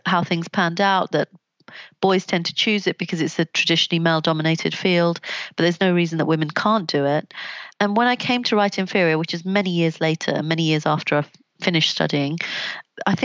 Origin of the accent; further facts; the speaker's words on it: London, United Kingdom; I grew up in Southeast London, not very far from where Stephen Lawrence was killed.